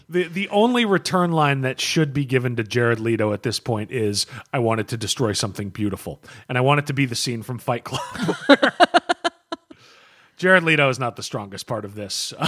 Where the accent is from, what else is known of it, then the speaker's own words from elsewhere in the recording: United States; as an American